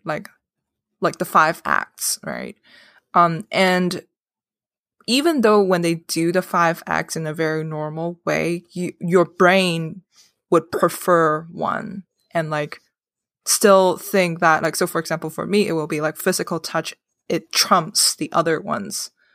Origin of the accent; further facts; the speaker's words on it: Hong Kong; moved away; I grew up in Hong Kong